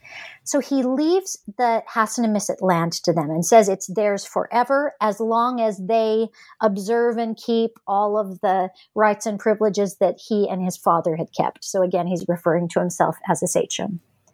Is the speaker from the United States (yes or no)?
yes; Los Angeles, California, United States; born there; I'm a Westerner by birth. I was born in Los Angeles, and my family lives in the West